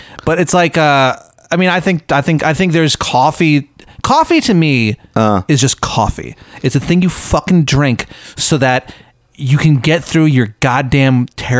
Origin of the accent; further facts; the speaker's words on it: Virginia, United States; now in Austin, United States; we're from Virginia and we don't really have that. Oh, I'm from Virginia.